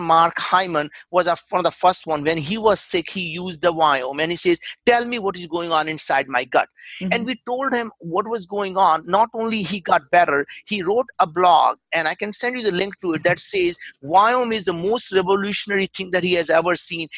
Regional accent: India; English is a second language; moved away as an adult; now in United States; I grew up in India. We were very, very poor

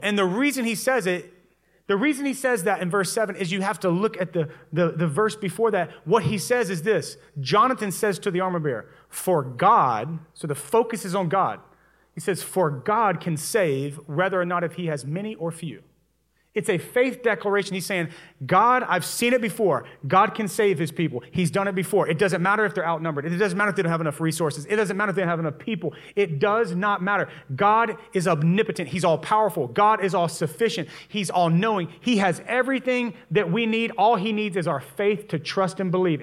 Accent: Louisiana, United States; moved away; I'm originally from Louisiana

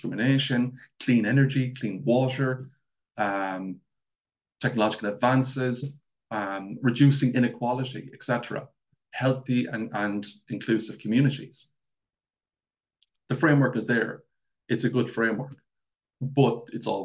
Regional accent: Mayo, Connacht, Ireland; accent: Mayo; I'm from Mayo, so I have that big, thick accent

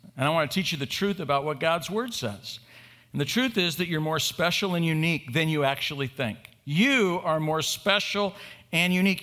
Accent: Bay Area, Oakland, Berkeley, San Francisco, California, United States; I was raised in the Bay Area, Oakland, Berkeley, San Francisco

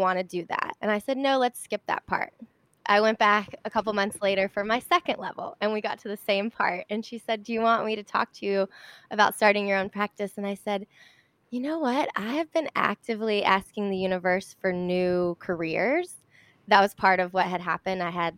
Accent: Charlotte, North Carolina, United States; Oh my God, that's so funny. I'm from Charlotte.

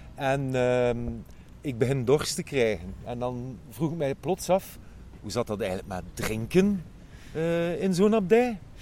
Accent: Ghent, Flanders, Belgium; als eh, Gentenaars

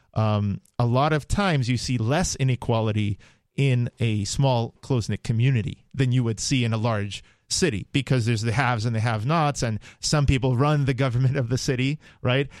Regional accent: New York City, New York, United States; I grew up in New York. I know, like, uh, every nook and cranny of Manhattan

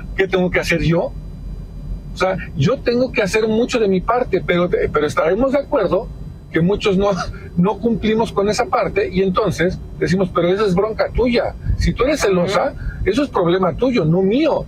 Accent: Mexico

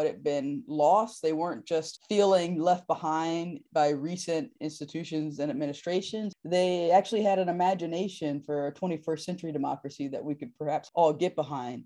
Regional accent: North Carolina, United States; my home state of North Carolina

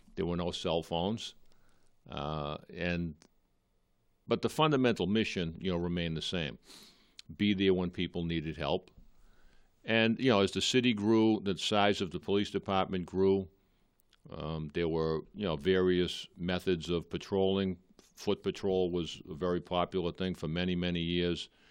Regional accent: Malden, Massachusetts, United States; I'm a lifelong resident of Malden. I grew up in Edgeworth, still live there.

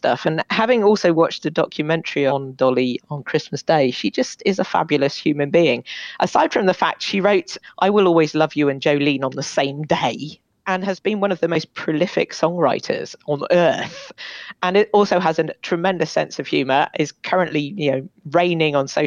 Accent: Bath, South West England, United Kingdom; moved away; I'm from Bath originally.

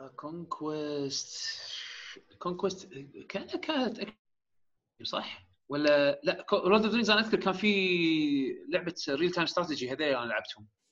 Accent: Kuwait; عندنا بالكويت

